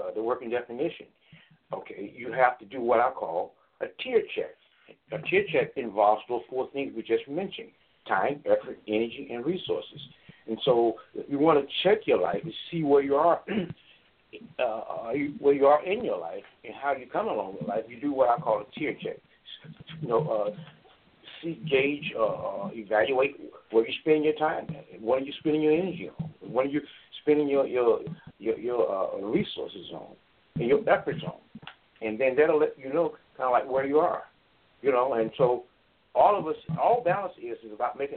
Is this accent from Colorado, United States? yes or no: no; Chicago, Illinois, United States; We grew up in the south suburbs. We had a wonderful upbringing. I went to school out here, so I'm familiar with the city, the suburbs as well as the city. And so I really enjoyed my childhood and growing up in the Chicagoland area